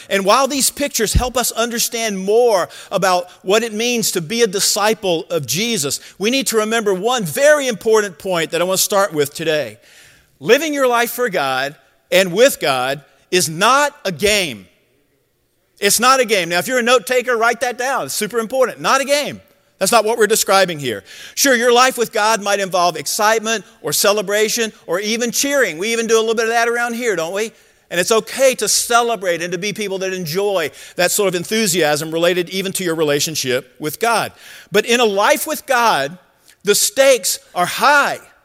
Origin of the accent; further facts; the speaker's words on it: Georgia, United States; I grew up in Georgia, and so I was a huge Georgia Bulldog fan.